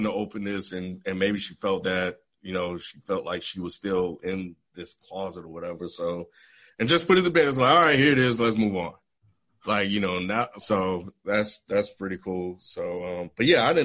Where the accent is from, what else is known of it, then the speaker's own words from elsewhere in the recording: the Southern states, United States; growing up in the Southern states